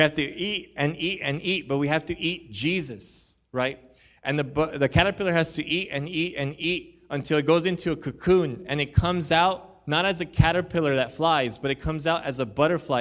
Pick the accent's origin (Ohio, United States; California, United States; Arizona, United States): California, United States; Huntington Park; I was born in Huntington Park. I know what those, um, neighborhoods are like. I know what growing up there can possibly mean